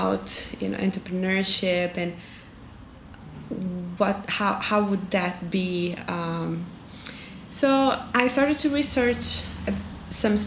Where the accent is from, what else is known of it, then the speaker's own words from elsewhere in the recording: Juiz de Fora, Minas Gerais, Brazil; moved away as an adult; also born or lived in São Paulo / Salvador; now in Porto Alegre, Brazil; I'm from Juiz de Fora, Minas Gerais, and we're up south, well, we're down south in Porto Alegre now.